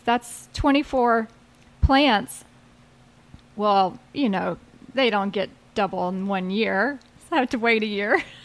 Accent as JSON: {"language": "English", "region": "South Carolina", "country": "United States", "tie": "born or raised there", "also_born_or_lived": "Asheville, North Carolina", "moved": "as an adult", "lives_now": "Asheville area, North Carolina, United States", "said": "I grew up in South Carolina"}